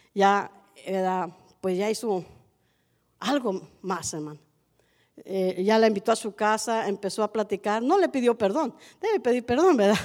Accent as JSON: {"language": "Spanish", "town": "Allende", "region": "Nuevo León", "country": "Mexico", "moved": "yes", "lives_now": "Matehuala, Mexico", "said": "Yo soy de Allende, Nuevo León, 40 minutos de Monterrey"}